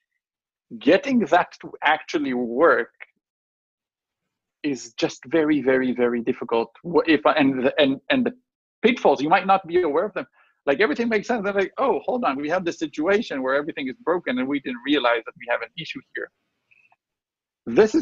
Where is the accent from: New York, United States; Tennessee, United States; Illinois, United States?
Illinois, United States; Chicago; we're from Chicago.